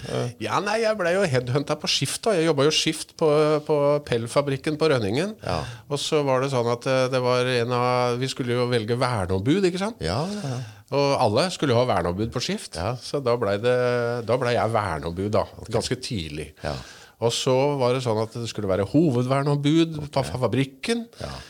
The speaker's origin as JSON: {"language": "Norwegian", "town": "Stathelle", "region": "Telemark", "country": "Norway", "tie": "born or raised there", "lives_now": "Langesund, Norway", "said": "er egentlig født og oppvokst på Satelle"}